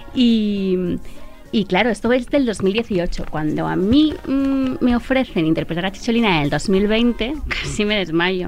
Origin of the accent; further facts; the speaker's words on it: Italy; now in Spain; yo soy italiana